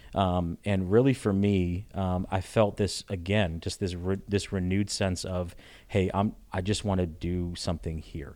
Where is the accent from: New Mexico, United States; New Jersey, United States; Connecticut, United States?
Connecticut, United States; moved away as an adult; also born or lived in Richmond, Virginia; I'm from Connecticut originally.